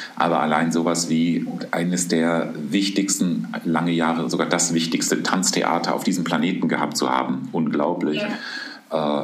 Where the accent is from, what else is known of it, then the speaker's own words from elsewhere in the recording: Aschaffenburg, Bavaria, Germany; moved away; also born or lived in Wuppertal; ich komme doch immer auf meine Geburtsstadt zurück. Ich sage dann doch aus Aschaffenburg